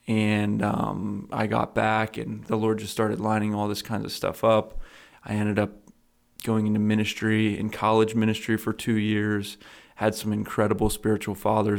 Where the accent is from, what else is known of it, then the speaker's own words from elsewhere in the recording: Lancaster County, Pennsylvania, United States; I grew up in Lancaster County, Pennsylvania. I'm 27 years old